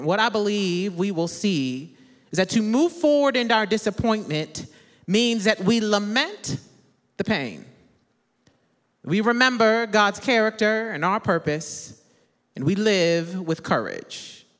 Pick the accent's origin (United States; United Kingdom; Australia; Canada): United States; Midwest; I'm originally from the Midwest, so I enjoy a real fall and not the fake falls we have in Texas.